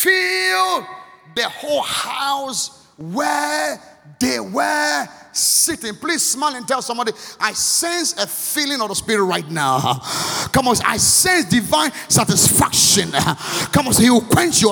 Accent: Akim Oda, Eastern Region, Ghana; moved away; also born or lived in Accra, Ghana; the one we're growing up in Akimoda

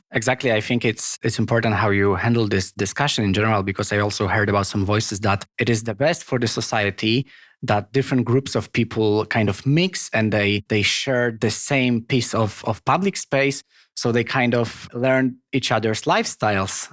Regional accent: Poland; first language Polish; English is a second language; now in Copenhagen, Denmark; Polish, which is my native language

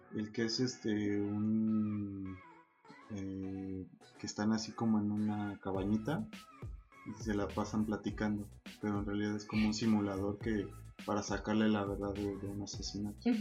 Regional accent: Mexico; siendo mexicano

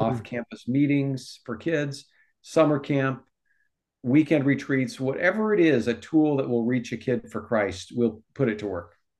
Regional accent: Omaha, Nebraska, United States; moved away as an adult; also born or lived in Texas / California; now in Sacramento, United States; I personally was born and raised in Nebraska.

